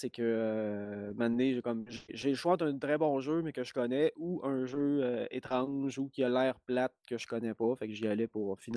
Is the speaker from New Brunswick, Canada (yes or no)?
no; Lac-Bouchette, Quebec, Canada; mais je viens du lac Saint-Jean et d'un minuscule village qu'on appelle le, lac Bouchette. Puis là-bas, il n'y avait pas de club vidéo. Il était assez loin. La ville la plus proche, c'était Robertval.